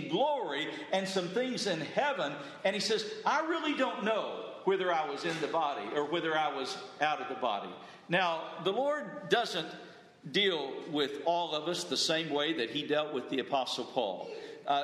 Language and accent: English; the South, United States; I grew up in the South